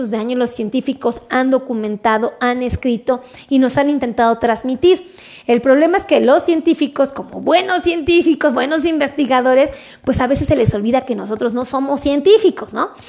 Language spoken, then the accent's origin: Spanish; Querétaro, Mexico; Oh, no, pues yo soy de Querétaro, ¿no?